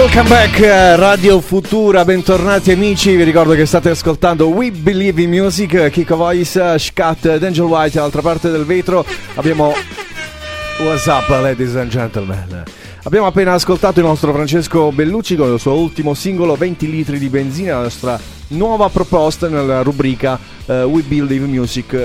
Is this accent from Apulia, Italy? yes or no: yes; Apulia, Italy; noi qui in Puglia abbiamo l'uso